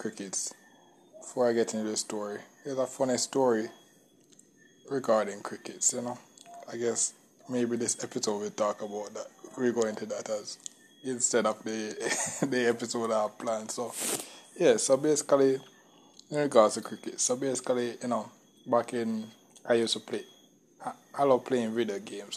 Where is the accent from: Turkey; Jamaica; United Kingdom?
Jamaica; I'm from Jamaica